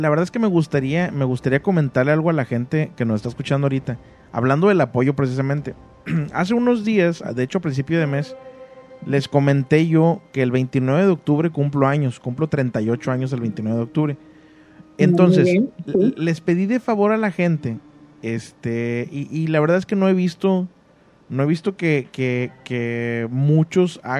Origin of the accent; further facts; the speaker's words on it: Puebla, Mexico; De aquí de Puebla, Puebla.